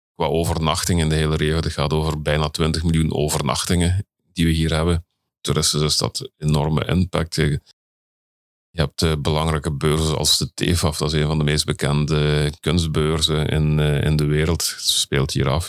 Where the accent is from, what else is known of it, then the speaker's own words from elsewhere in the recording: Belgium; ik ben Belg en ik eh, werk in Nederland